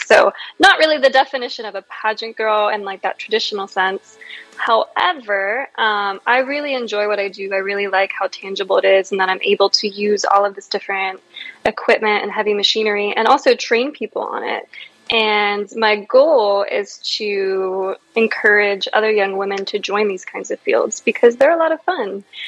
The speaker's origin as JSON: {"language": "English", "region": "Virginia", "country": "United States", "tie": "born or raised there", "said": "I was born here, um, and so I've been here my whole life"}